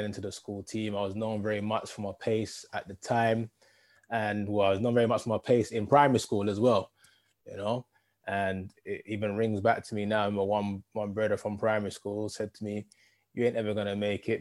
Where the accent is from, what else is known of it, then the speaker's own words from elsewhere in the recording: London, United Kingdom; also born or lived in Edmonton, London / Wood Green, London; born in North London and spent a lot of time in Edmonton early parts